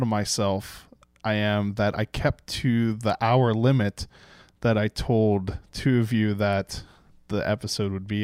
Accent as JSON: {"language": "English", "area": "just outside of Pittsburgh", "region": "Pennsylvania", "country": "United States", "tie": "born or raised there", "said": "I grew up just outside of Pittsburgh"}